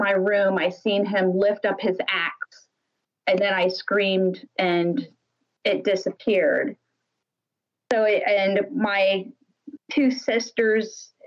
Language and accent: English; Lakeville, Ohio, United States; me and my sisters, we grew up in Lakeville, Ohio, which is just a little town in Holmes County